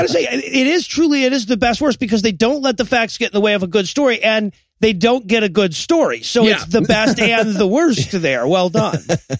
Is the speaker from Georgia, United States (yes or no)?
yes; Georgia, United States; I grew up in Georgia.